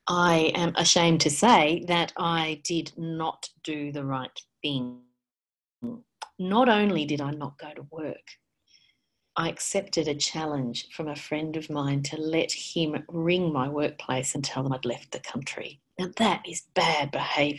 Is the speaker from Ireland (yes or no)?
no; Australia